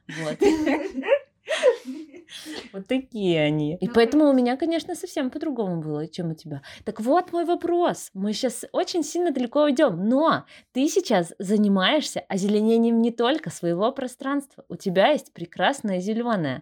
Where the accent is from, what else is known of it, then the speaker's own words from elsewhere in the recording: Brest, Brest Region, Belarus; Брест супер зеленый, он реально очень зеленый, и мне кажется, этим уже отличается наш город от многих других